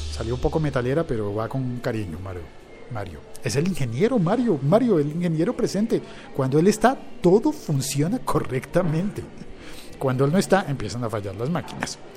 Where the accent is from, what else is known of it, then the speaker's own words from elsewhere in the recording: Bogotá, Colombia; mi ciudad, en Bogotá